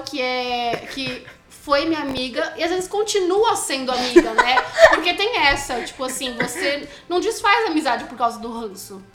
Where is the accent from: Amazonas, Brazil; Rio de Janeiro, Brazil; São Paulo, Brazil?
São Paulo, Brazil; Santos; now in São Paulo, Brazil; Eu sou de Santos, vim de skate até São Paulo